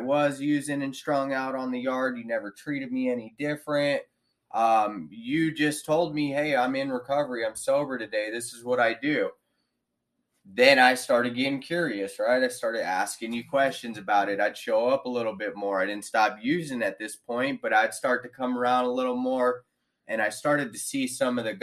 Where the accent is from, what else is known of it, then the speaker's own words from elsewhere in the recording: Victorville, California, United States; I was born in in Victorville, California, March 14th, 1983